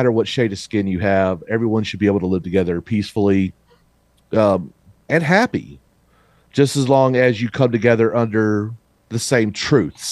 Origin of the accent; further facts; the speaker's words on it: Mississippi, United States; I am actually a Southerner. I grew up in Mississippi.